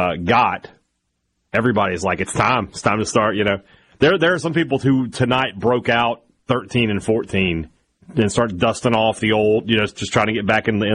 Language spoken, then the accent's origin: English; United States; I'm a taxpayer. I have a job. In my free time, I like to play video games. I don't have to justify anything. I'm an American.